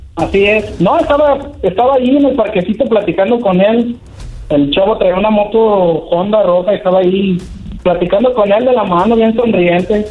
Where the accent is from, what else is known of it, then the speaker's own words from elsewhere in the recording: San Francisco del Rincón, Guanajuato, Mexico; Yo soy de aquí de San Francisco del Rincón, Guanajuato